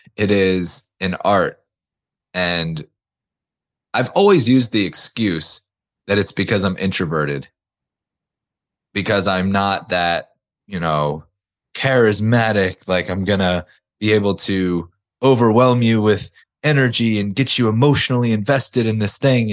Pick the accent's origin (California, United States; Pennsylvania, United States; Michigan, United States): Pennsylvania, United States; outside of Philadelphia; I'm from outside of Philadelphia. Weather sucks here most of the time.